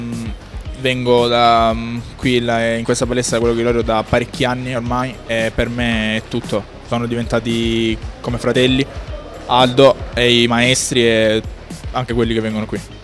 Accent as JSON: {"language": "Italian", "country": "Cuba", "tie": "born or raised there", "moved": "yes", "lives_now": "Italy", "said": "Ho iniziato a, un, a cortissima età a Cuba, sono nato a Cuba, ho iniziato lì"}